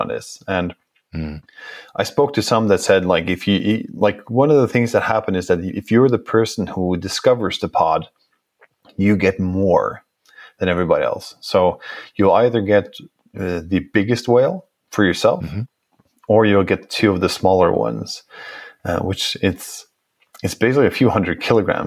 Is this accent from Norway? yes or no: yes; Norway; I come from Norway